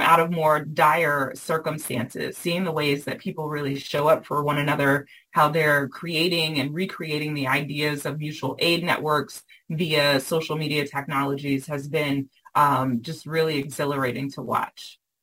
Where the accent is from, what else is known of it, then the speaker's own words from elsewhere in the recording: the South, United States; I was raised in the South